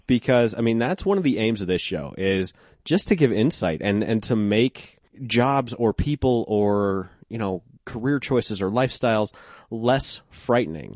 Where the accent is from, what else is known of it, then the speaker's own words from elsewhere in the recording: Golden, Colorado, United States; now in Denver, United States; I grew up in Golden